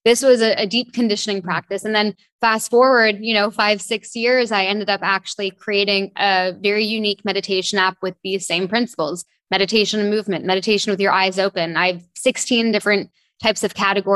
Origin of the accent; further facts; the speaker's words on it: Toronto, Ontario, Canada; moved away as an adult; also born or lived in London / France; now in Bahamas; I grew up in Toronto, Canada.